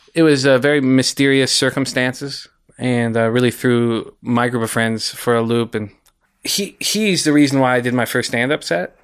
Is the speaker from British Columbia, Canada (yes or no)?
yes; West Vancouver, British Columbia, Canada; I grew up in West Vancouver, graduated from West Van High